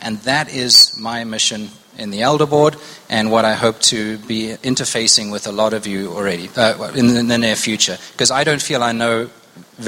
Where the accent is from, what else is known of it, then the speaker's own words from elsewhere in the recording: South Africa; moved away as an adult; also born or lived in Zimbabwe; now in United States; I am from Zimbabwe, born in Zimbabwe. Spent most of my formative years in South Africa, and I've been in the States about 17 years